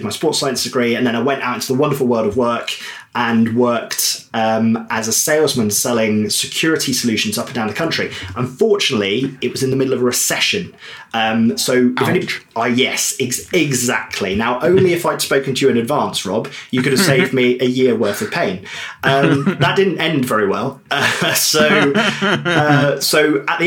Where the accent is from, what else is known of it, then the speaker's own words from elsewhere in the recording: Devon, South West England, United Kingdom; moved away as an adult; I grew up in Devon by the coast